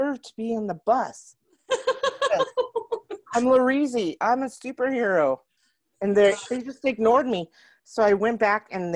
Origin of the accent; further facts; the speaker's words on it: Roswell, United States; I grew up in Roswell